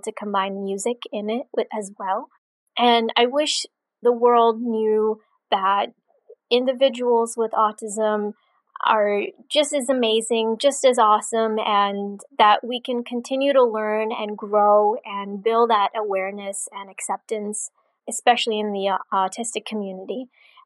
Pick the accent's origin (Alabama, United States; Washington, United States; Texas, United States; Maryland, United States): Maryland, United States; Rockville; I'm from Rockville, Maryland